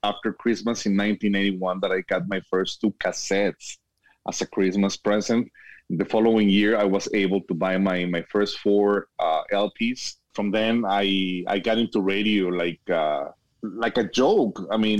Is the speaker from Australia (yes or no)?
no; Guadalajara, Jalisco, Mexico; also born or lived in Miami; now in El Paso, United States; I was born and raised in Guadalajara, Mexico, but now I'm living in El Paso, Texas. I lived in Florida in Miami for 19 years